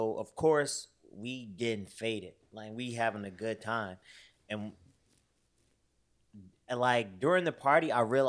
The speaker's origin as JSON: {"language": "English", "town": "Chicago", "region": "Illinois", "country": "United States", "moved": "yes", "lives_now": "Florida, United States", "said": "me being a Chicagoan in Florida"}